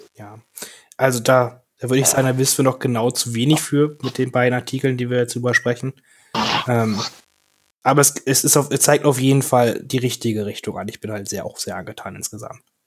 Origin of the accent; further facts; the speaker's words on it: Germany; wir als Deutsche